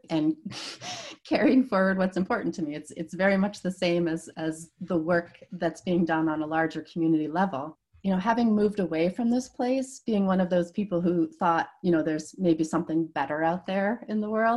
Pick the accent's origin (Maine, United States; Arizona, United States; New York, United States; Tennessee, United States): Maine, United States; Cherryfield; moved away as an adult; I grew up in Cherryfield, and interestingly, I'm going to be moving back to the same place where I grew up